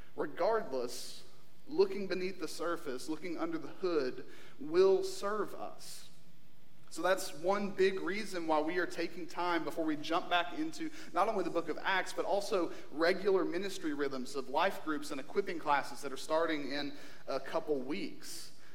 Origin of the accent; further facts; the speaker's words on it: Eastern Kentucky, United States; moved away; we're from Kentucky